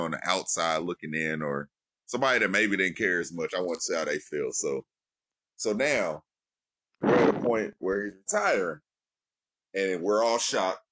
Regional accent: Indianapolis, Indiana, United States; That's my hometown

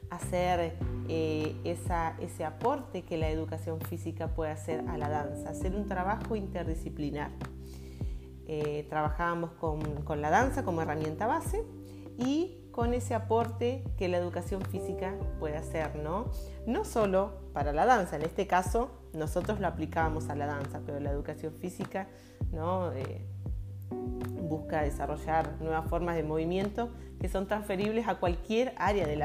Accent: Villa Regina, Río Negro, Argentina; termino mi formación en la ciudad donde nací, de donde soy oriunda, en la ciudad de Villa Regina, en la provincia de Río Negro, en la Patagonia Argentina.

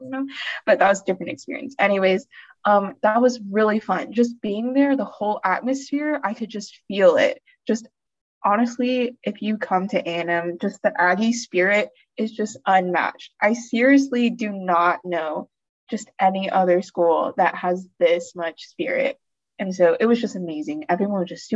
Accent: Austin, Texas, United States; also born or lived in College Station; I was born and raised in Austin

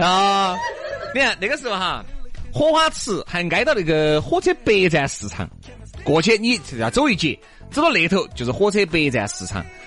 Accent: Chengdu, Sichuan, China; 我们成都人

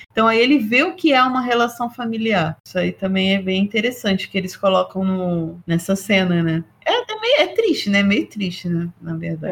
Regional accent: Brazil; a gente é brasileiro

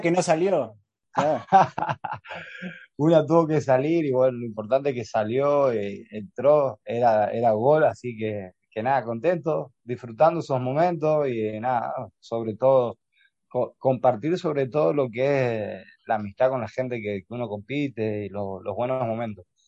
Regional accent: Argentina; now in Spain; como argentinos que nos tuvo que, eh, el los sueños nos tuvo que expatriar de nuestra tierra

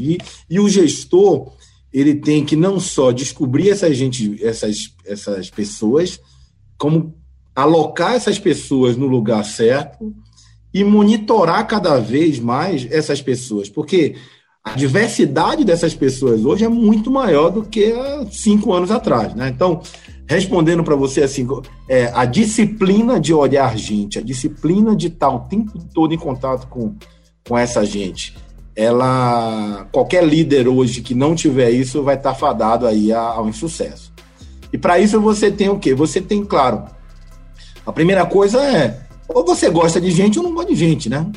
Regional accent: Santo Amaro, Bahia, Brazil; also born or lived in Salvador; sou baiano, né? Tenho 45 anos, nasci Nasci na cidade de Santo Amaro da Purificação

